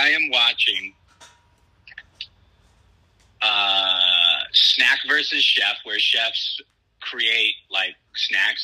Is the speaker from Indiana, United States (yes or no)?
no; St. Louis, Missouri, United States; now in Gainesville, United States; I'm a St. Louis born and raised